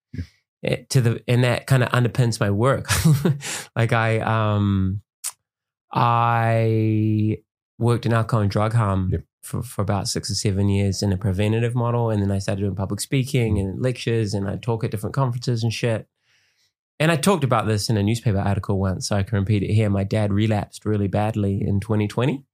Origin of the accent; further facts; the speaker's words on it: Auckland, New Zealand; I grew up in West Auckland